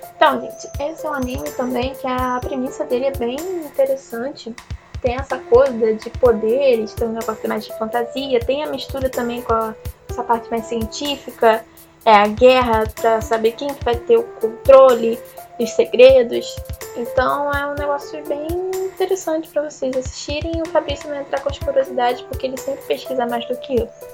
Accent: Brazil; eu sou brasileira

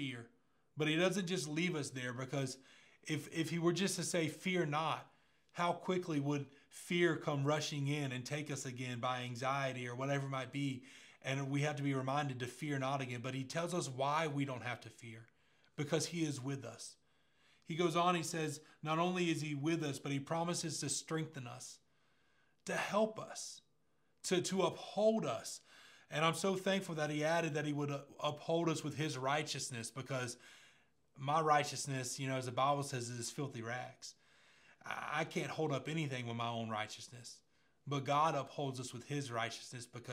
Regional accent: Pace, Florida, United States; I remember growing up in Pace and the area I grew up in, everybody wanted a truck at 16, right? We were just a bunch of country kids

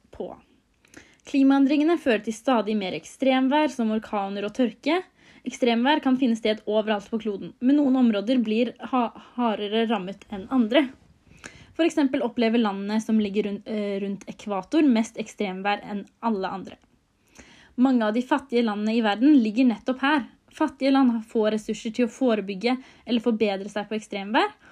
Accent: Norway; vi som sitter her hjemme i Norge

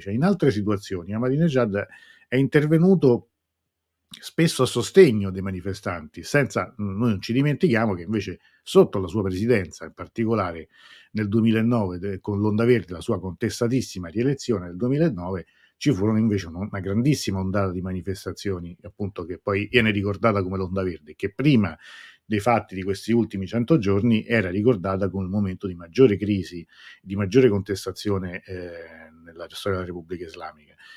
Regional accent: Rome, Lazio, Italy; da romano

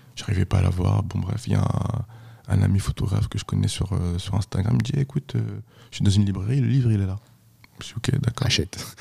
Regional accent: France; also born or lived in Haiti; je suis pas un haïtien, moi. Je suis français. Je, suis venu ici à deux ans. Je suis français

